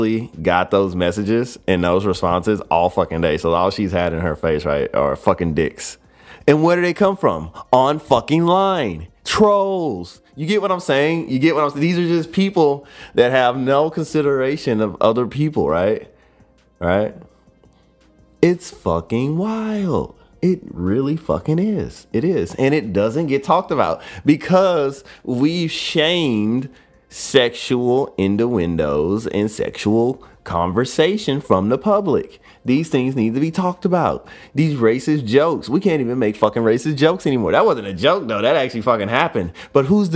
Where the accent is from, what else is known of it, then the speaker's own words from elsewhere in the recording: United States; I am American to the fucking T